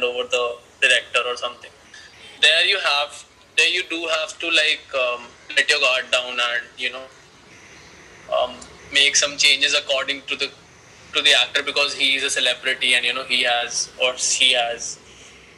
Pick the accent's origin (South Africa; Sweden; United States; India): India; Delhi; I am from Delhi and a filmmaker